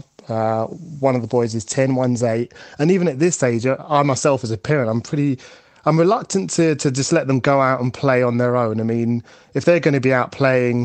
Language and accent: English; London, United Kingdom; I grew up in East London, in Upton Park, which is just a stone's throw away from the Bowling Football Ground, spiritual home of West Ham.